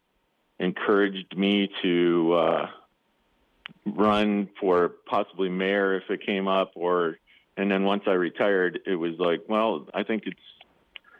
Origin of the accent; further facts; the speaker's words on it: Minnesota, United States; moved away as an adult; now in Sheridan, United States; I grew up on a family farm in Minnesota